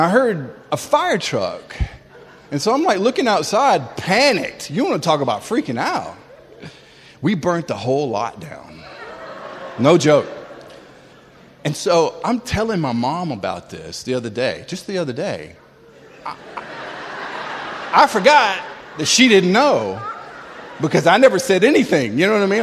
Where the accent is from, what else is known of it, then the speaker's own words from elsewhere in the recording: Tallahassee, Florida, United States; also born or lived in Springfield, Massachusetts; we moved from Springfield, Mass to Tallahassee, Florida